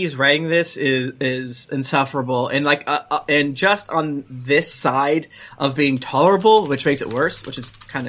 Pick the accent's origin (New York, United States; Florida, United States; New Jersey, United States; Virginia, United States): Florida, United States; St. Petersburg; I'm from St. Petersburg, Florida